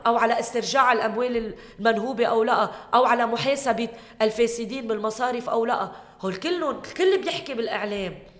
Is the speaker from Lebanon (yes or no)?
yes; Keserwan-Jbeil, Lebanon; هي منطقتي اهلي هون